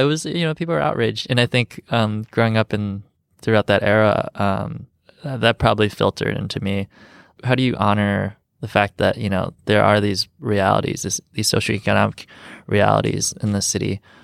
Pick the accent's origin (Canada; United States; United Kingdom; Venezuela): United States; Rockford, Illinois; also born or lived in Chicago; growing up in Rockford